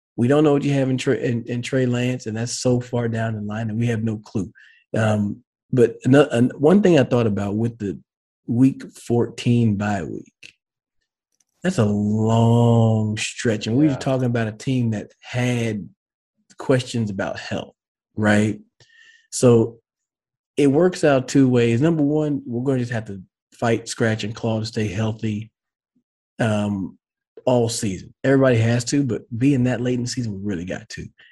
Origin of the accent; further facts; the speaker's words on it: Dallas, Texas, United States; moved away as an adult; I grew up in the Dallas area, and I grew up a Cowboys fan